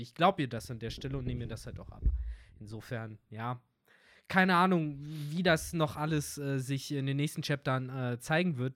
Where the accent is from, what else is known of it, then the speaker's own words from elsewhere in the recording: Germany; Bei uns in Deutschland